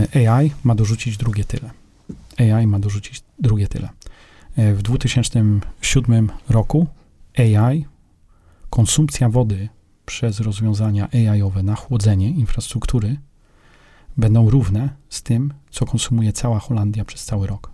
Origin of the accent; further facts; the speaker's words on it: Poland; Z Polski